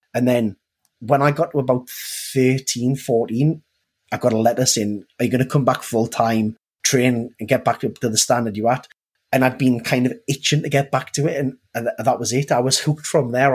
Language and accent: English; Newcastle upon Tyne, North East England, United Kingdom; I, am from a place called Newcastle in northeast England